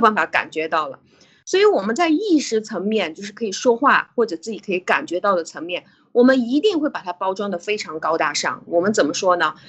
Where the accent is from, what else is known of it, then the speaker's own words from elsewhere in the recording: China; 我们中国人的习惯